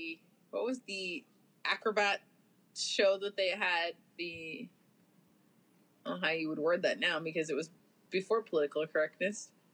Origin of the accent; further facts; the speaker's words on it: Vallejo, California, United States; I grew up just outside Vallejo